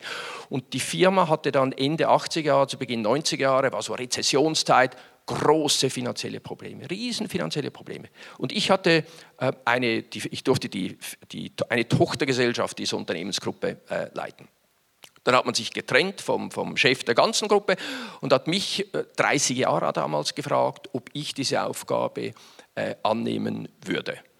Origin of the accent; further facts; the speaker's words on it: Winterthur, Zurich, Switzerland; Stadt Winterthur, meine Heimatstadt Winterthur. Und dieses Logistikzentrum befand sich damals etwa 250 Meter weg vom Haus, großer Wohnblock mit vielen Menschen, wo ich aufgewachsen bin